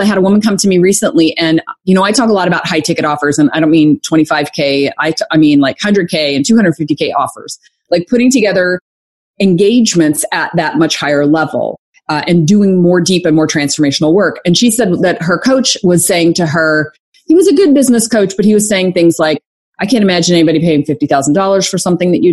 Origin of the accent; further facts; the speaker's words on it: Arkansas, United States; moved away as an adult; also born or lived in Atlanta / Conway, Arkansas; I'm from Arkansas.